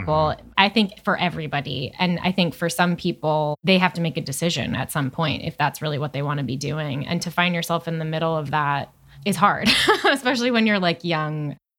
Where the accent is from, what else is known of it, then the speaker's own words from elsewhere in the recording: Chatham, New York, United States; also born or lived in Hoboken, New Jersey; I'm from Chatham